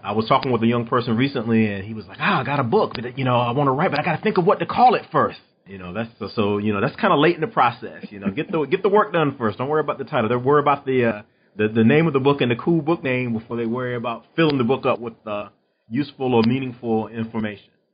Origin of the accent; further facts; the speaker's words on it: North Carolina, United States; now in Texas, United States; I'm originally from North Carolina